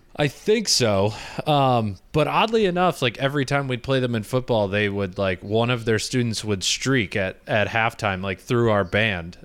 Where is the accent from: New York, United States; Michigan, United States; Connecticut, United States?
Michigan, United States; I'm from Michigan.